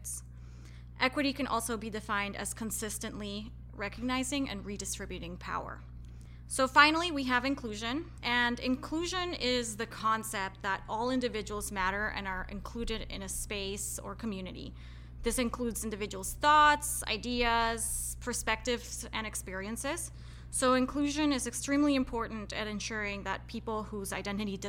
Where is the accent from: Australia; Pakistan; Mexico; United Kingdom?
Mexico; Querétaro; moved away; also born or lived in Colorado; I am originally from Querétaro in Mexico, which is where I grew up